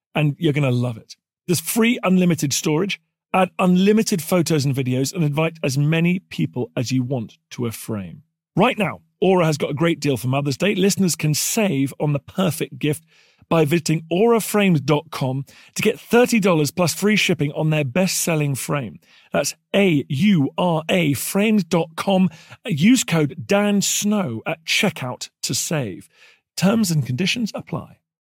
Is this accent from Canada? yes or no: yes; Canada; as a Canadian